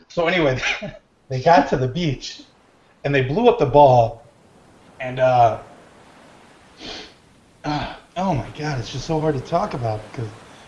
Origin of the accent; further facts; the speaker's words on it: Michigan, United States; It was at one of the Great Lakes because I am from Michigan.